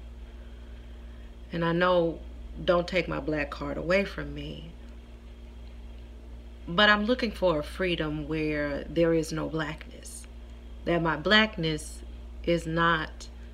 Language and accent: English; Houston, Texas, United States; I'm from Houston. We celebrated Juneteenth since I was a little girl